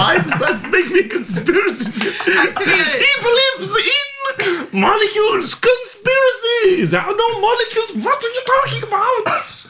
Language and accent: English; Transylvania, Romania; I come from Transylvania!